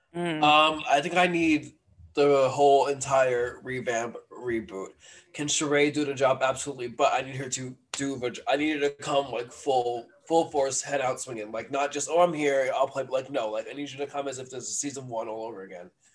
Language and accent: English; New York City, New York, United States; as a New Yorker